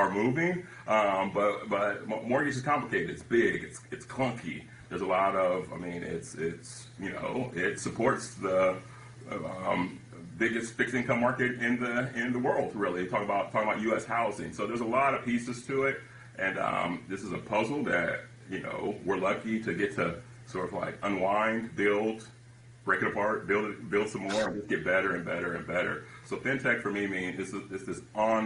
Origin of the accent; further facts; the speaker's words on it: San Francisco Bay Area, California, United States; I'm from the Bay Area, right? Silicon Valley